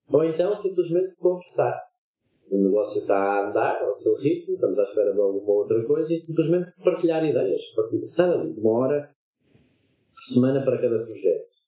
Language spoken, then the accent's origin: Portuguese; Lisbon, Portugal; moved away; eu sou lisboeta